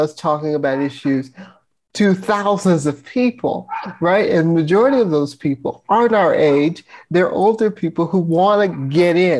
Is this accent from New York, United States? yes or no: no; Virginia, United States; growing up in Virginia in a conservative town